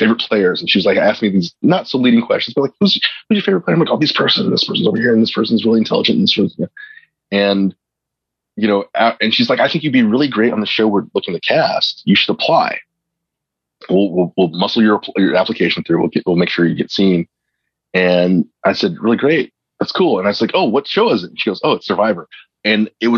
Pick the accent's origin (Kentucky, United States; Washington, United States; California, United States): California, United States; Compton; growing up in Compton